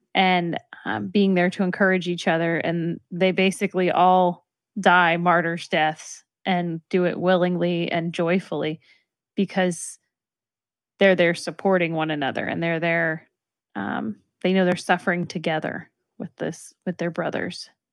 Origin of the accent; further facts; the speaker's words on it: Texas, United States; I'm from Texas